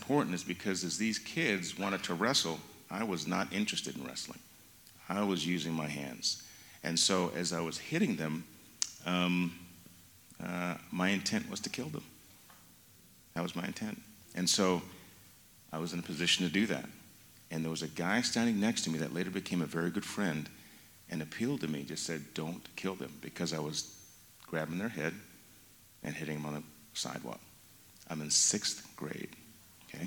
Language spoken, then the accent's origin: English; Mountain Home, Idaho, United States; Growing up in Idaho